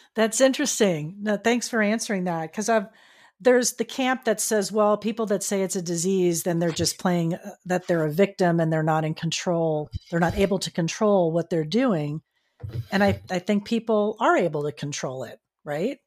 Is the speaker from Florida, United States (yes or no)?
yes; Florida, United States; now in California, United States; my home state of Florida, I'm here in California